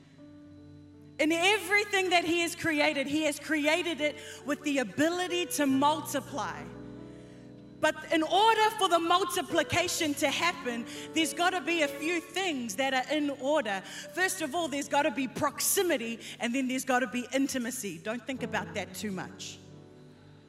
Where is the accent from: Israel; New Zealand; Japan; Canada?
New Zealand; I'm from New Zealand. But the brown is from Fiji